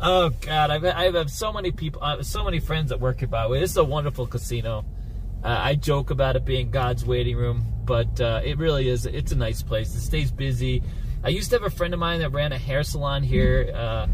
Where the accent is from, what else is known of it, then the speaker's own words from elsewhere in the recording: Northeast, United States; also born or lived in New York; now in Las Vegas, United States; Growing up in the Northeast